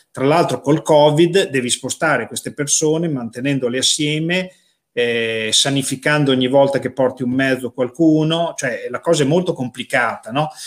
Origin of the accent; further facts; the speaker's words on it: Casalecchio di Reno, Emilia-Romagna, Italy; la città dove sei nato, nel mio caso, o dove vivi